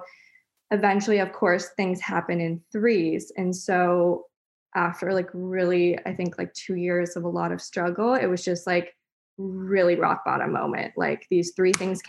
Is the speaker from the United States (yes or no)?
no; Ottawa, Ontario, Canada; also born or lived in North Vancouver, British Columbia; now in Comox, Canada; I grew up in Ottawa